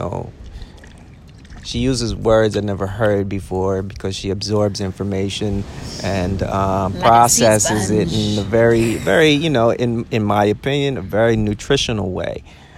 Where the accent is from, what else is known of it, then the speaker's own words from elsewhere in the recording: Dallas, Texas, United States; also born or lived in Chicago; I'm from the South. I'm from the South, and so Dallas, Texas, represent. Oh. Chicago born. Hip hop raised. And suburban kid, you know.